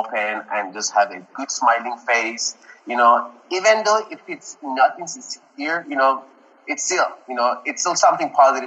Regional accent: Tehran, Tehran Province, Iran; English is a second language; now in Dallas, United States; I came from Tehran, and Tehran is a big, massive city.

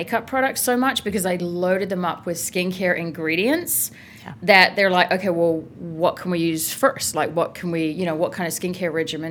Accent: Adelaide, South Australia, Australia; moved away as an adult; also born or lived in Paris, France; So I grew up in Adelaide, Australia.

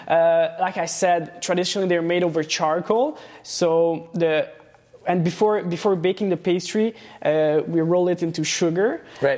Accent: Laval, Quebec, Canada; born or raised there; also born or lived in Transylvania, Romania / Montreal

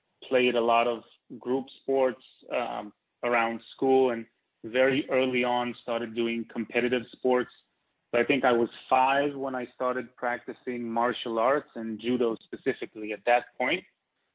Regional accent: Israel; also born or lived in New York; So I grew up in Israel.

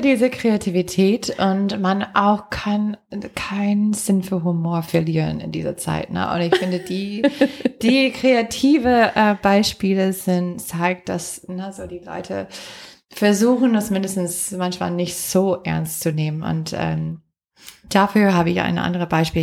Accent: Green Bay, Wisconsin, United States; German is a second language; moved away; meiner Heimatstadt Green Bay

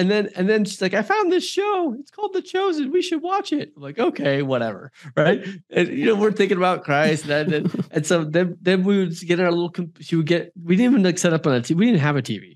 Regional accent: Silicon Valley, California, United States; also born or lived in Hawaii; Silicon Valley, which is where I'm from, where actually I was born in Hawaii, but I spent many years in Silicon Valley with my childhood with my father's company.

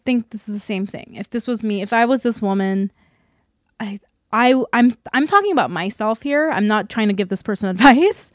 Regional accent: South Korea; now in United States; Living in and growing up in Korea

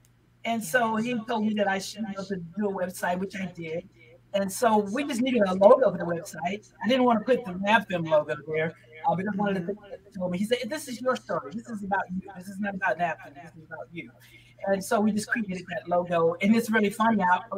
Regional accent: Mississippi, United States; also born or lived in New York; now in Memphis, United States; I came from Mississippi

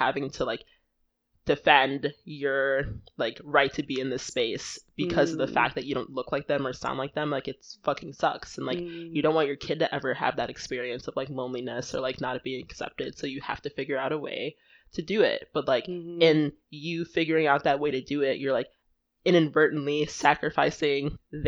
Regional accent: Nigeria; And I'm like, fighting people who look like me. It's like, actually, yes. I am Nigerian.

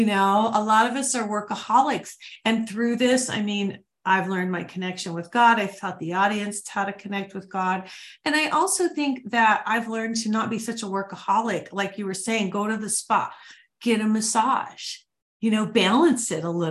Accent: Ohio and Michigan, Midwest, United States; moved away; also born or lived in New Mexico; I grew up in Ohio and Michigan

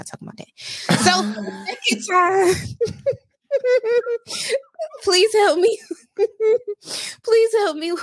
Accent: East Coast, United States; I'm from the East Coast, and I live in the East Coast

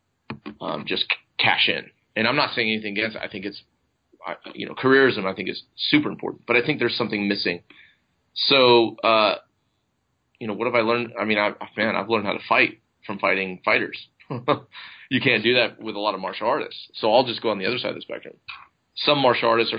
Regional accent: United States; I'm an American

